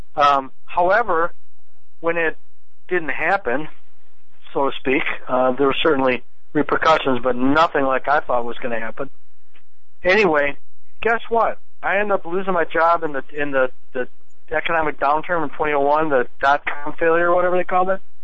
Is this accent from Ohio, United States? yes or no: no; Wisconsin, United States; I'm from Wisconsin